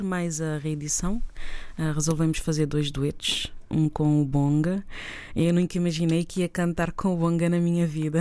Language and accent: Portuguese; Tarrafal de São Nicolau, São Nicolau, Cape Verde; minha terra, a Tarrafal, onde eu nasci